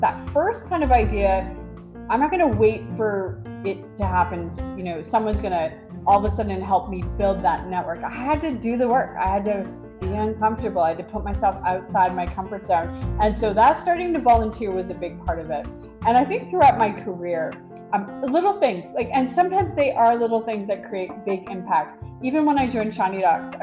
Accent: Quebec, Canada; moved away as an adult; now in Ottawa, Canada; I didn't grow up in Ottawa, I grew up in Quebec

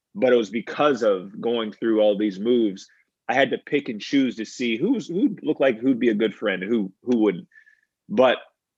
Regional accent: Virginia, United States; born there; also born or lived in Maryland / Pennsylvania / New York / Louisiana; I was born in Virginia, moved to Maryland, went to Pennsylvania, went to upstate New York, down to Louisiana, and finally settled in New

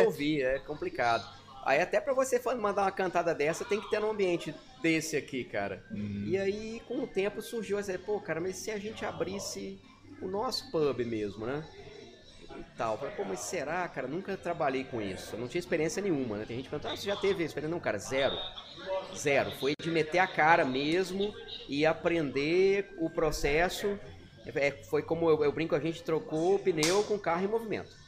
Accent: Minas Gerais, Brazil; moved away as an adult; now in Porto Velho, Brazil; Eu nasci em Minas

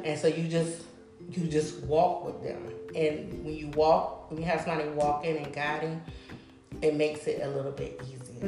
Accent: South Carolina, United States; moved away as an adult; now I'm working on the capital, which is Columbia, South Carolina

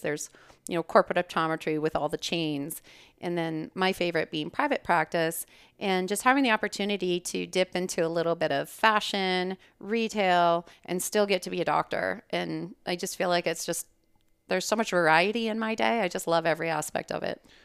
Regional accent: Calgary, Alberta, Canada; moved away as an adult; now in Scottsdale, United States; originally born and raised in Calgary, Alberta. That's Canada. And, uh, I moved to the U S for undergrad and optometry school. I'm an optometrist here in Scottsdale

